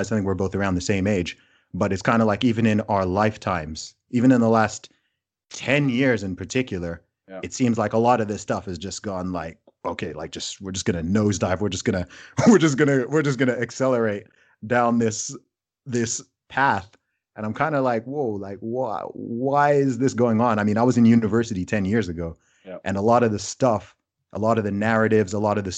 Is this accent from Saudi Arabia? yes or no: yes; Saudi Arabia; also born or lived in England; I mean I was born in England, but I actually grew up in Saudi Arabia. And my family is originally from Nigeria.